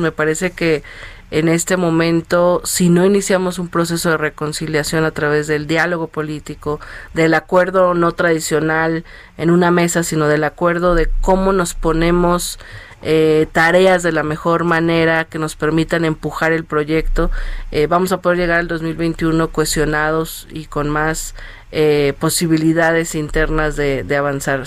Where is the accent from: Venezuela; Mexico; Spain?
Mexico; Mexico City; yo soy de Iztacalco